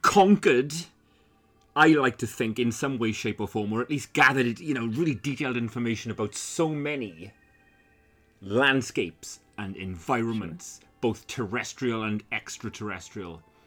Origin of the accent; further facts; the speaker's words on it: Wales, United Kingdom; I'm from fucking Wales